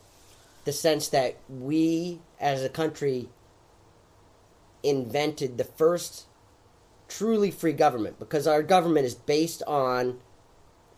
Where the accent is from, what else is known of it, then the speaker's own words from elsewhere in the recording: United States; being American.